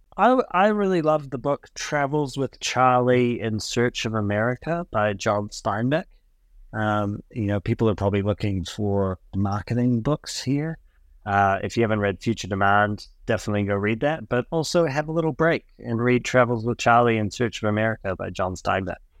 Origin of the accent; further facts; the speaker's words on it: New Zealand; also born or lived in United States; I moved to New Zealand when I was eleven years old from the U S